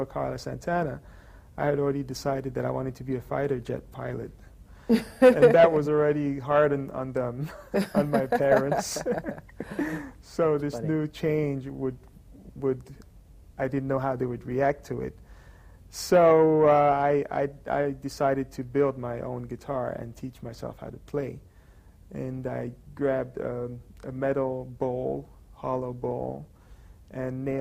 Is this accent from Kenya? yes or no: no; London, United Kingdom; I grew up in London